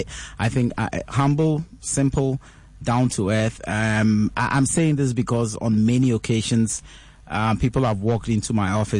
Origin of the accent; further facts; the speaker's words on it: Ghana; I'm born, bred, raised, schooled, fully educated in Ghana